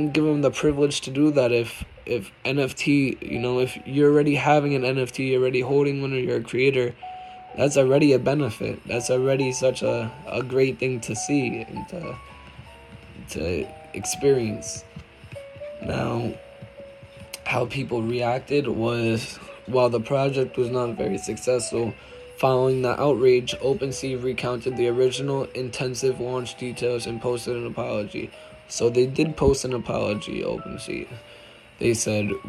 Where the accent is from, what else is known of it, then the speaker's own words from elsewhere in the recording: New York, United States; I'm from New York